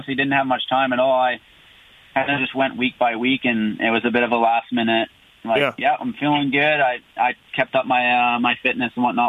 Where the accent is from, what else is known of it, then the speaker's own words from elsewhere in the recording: Prince George, British Columbia, Canada; the Prince George National, my hometown national there last year.